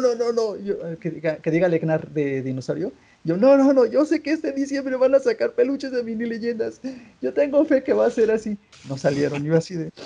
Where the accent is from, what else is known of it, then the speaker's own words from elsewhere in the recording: Mexico; como mexicano